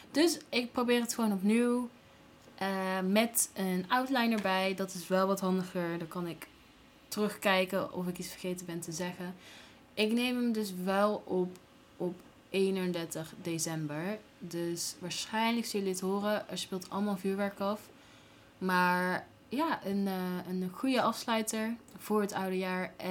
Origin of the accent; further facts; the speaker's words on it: Gilze, North Brabant, Netherlands; also born or lived in Tilburg; Ehm, ik ben geboren in Tilburg, opgegroeid in Gilze. Naar school geweest, naar de middelbare school in Breda. Eh, daarna ben ik naar de Erasmus Universiteit gegaan in Rotterdam. En ik heb een Den Haagse vriend. Dus mijn accent komt echt overal vandaan.